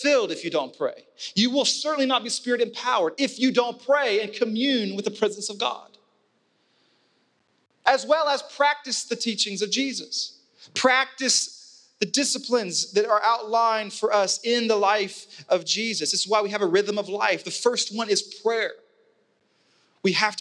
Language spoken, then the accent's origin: English; Wilmington, United States; I grew up in Wilmington. That's my home. That's where I spent the majority of my childhood growing up